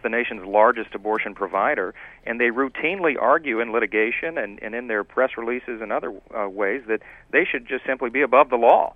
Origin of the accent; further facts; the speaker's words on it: Louisiana, United States; my home state of Louisiana